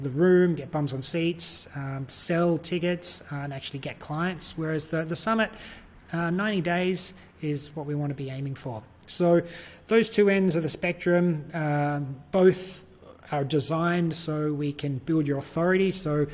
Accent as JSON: {"language": "English", "country": "Australia", "accent": "Australian", "said": "I'm from Australia. You can probably tell by my accent, if you haven't already, that I'm Australian, not New Zealand"}